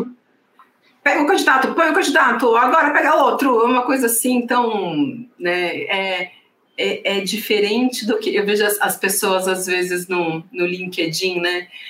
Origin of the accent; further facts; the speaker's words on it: Santos, São Paulo, Brazil; sou de Santos